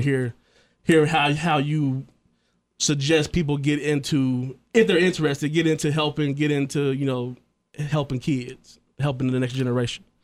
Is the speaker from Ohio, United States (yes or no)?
yes; Trotwood, Ohio, United States; I grew up in Troutwood